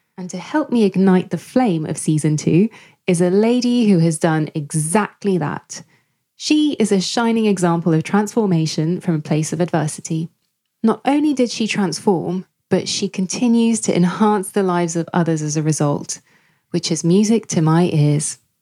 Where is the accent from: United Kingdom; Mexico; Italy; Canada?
United Kingdom; London; my hometown, London